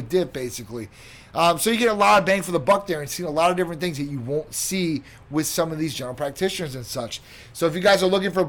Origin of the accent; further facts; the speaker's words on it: Chicago, Illinois, United States; I'm from Chicago